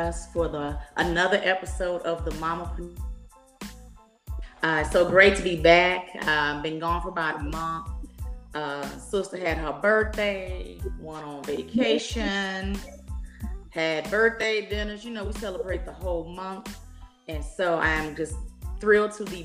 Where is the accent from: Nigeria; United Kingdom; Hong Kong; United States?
United States; Dallas, Texas; I am born and raised in the Dallas area